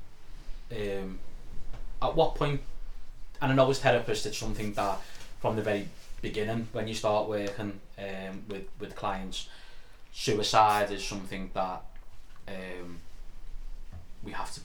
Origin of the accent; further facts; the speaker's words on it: Liverpool, North West England, United Kingdom; I'm glad I'm from Liverpool